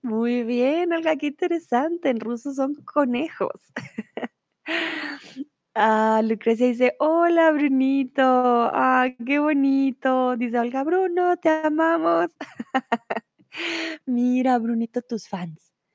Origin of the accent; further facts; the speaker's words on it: Colombia; tutora de español aquí en Chatterbox, profe de español, soy de Colombia